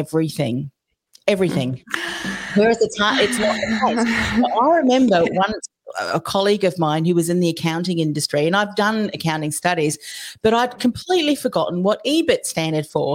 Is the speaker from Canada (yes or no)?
no; New Zealand; now in Australia; I'm originally from New Zealand